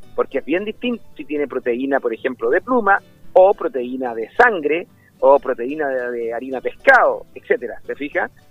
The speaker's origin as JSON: {"language": "Spanish", "country": "Chile", "said": "en Chile somos un país"}